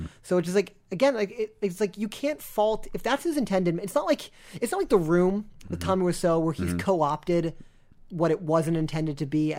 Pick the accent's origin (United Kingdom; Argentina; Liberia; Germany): Argentina; Buenos Aires; So until next time, I'm from Buenos Aires, and I say kill them.